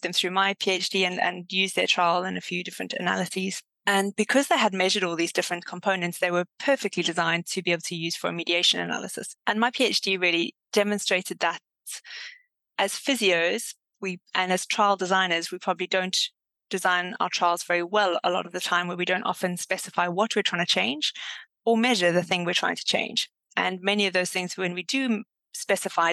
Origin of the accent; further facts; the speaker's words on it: Durban, KwaZulu-Natal, South Africa; moved away as an adult; also born or lived in Cape Town, South Africa; now in Exeter, United Kingdom; I am South African, was originally from Durban and Cape Town for 10 years before moving to the UK